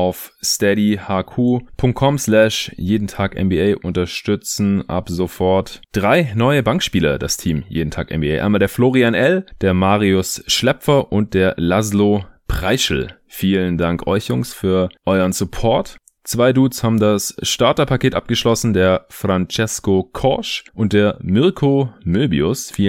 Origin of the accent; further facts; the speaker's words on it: Stuttgart, Baden-Württemberg, Germany; Ich bin ja jetzt in meiner alten Heimat in Stuttgart gerade für ein paar Tage.